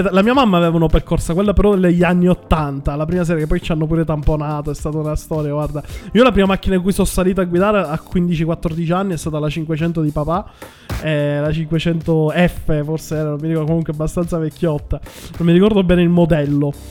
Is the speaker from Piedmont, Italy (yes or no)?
no; Milan, Lombardy, Italy; Me, ma sono di Milano pure io, Jack, si sente? Si sente tantissimo. Si sente tanto, perché io sono come Abatantuono, il terrungello di Milano.